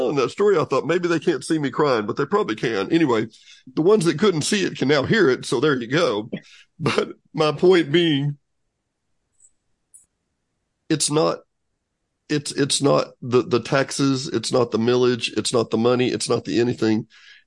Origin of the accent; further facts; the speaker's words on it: Arkansas, United States; I grew up in Arkansas, we all did here